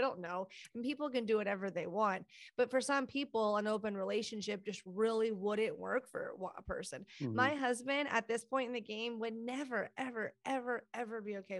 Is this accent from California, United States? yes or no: no; Texas, United States; In Texas.